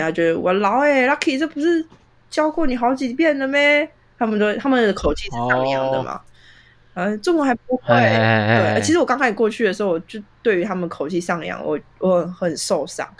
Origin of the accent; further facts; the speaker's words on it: Taiwan; 我现在回台湾，我台湾人